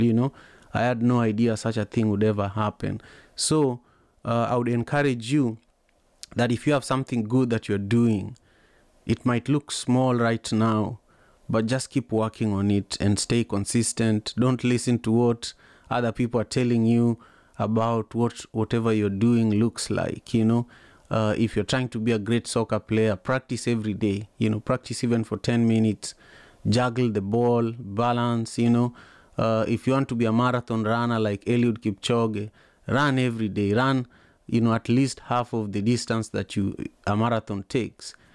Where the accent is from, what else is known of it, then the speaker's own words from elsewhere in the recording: Kisumu, Kisumu County, Kenya; moved away as an adult; also born or lived in Manyatta, Kisumu; now in United States; I grew up in Kisumu, Kenya